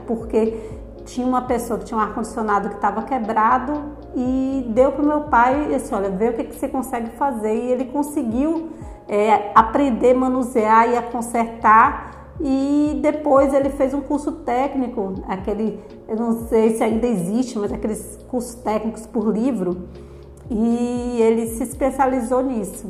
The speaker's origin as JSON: {"language": "Portuguese", "region": "São Paulo", "country": "Brazil", "tie": "born or raised there", "moved": "yes", "lives_now": "Itabuna, Brazil", "said": "eu nasci em São Paulo"}